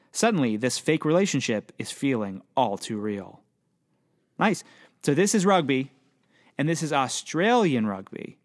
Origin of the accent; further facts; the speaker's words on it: Pennsylvania, United States; I'm from Pennsylvania.